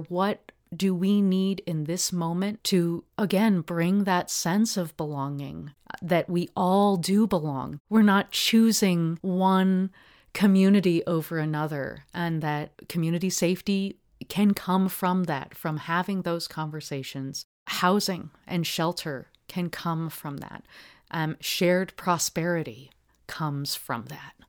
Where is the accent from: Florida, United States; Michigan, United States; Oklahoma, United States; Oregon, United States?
Oregon, United States; Portland; I grew up in Park Rose, uh, neighborhood